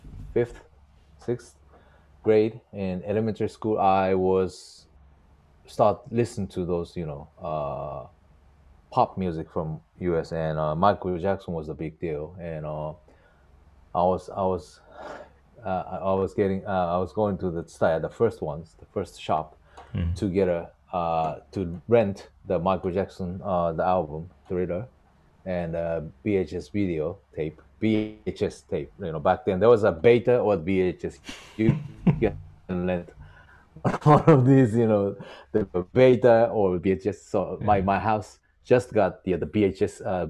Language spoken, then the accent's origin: English; Hirakata, Osaka, Japan; moved away as an adult; now in Tokyo, Japan; born and raised in Osaka, Japan, for 40 years, pretty much, and moved to Tokyo for 9 years